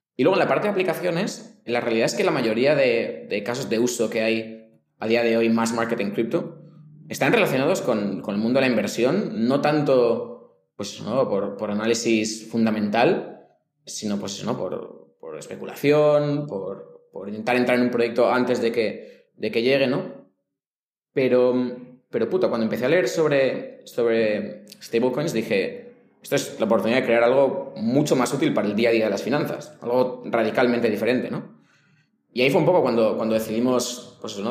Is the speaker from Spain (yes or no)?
yes; Spain; moved away as an adult; now in Mexico; como español